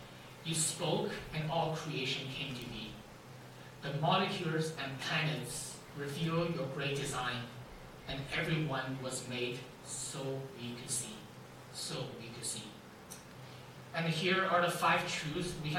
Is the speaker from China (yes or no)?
yes; China; moved away; I was born and raised in China